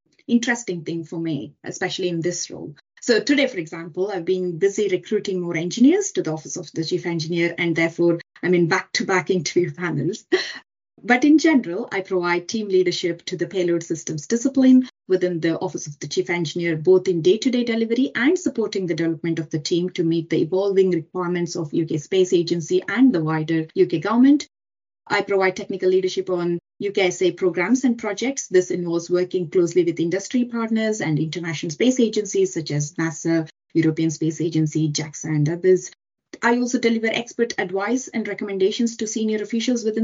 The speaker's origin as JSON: {"language": "English", "country": "India", "moved": "as an adult", "said": "I come from India. I did my undergraduate degree in electronics and communications back in India"}